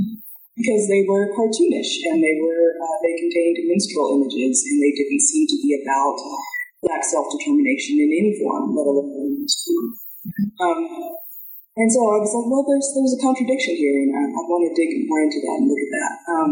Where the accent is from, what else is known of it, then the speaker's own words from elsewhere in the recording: Dallas, Texas, United States; Okay, well, I was brought up in Dallas, Texas. Then I went to California for undergrad.